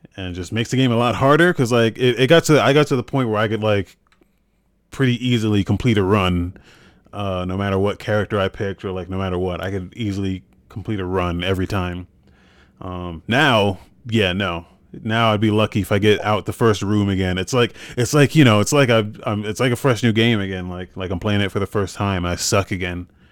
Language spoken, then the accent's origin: English; United States; moved away as an adult; also born or lived in Biloxi, Mississippi / Germany; I'm from New York, Jersey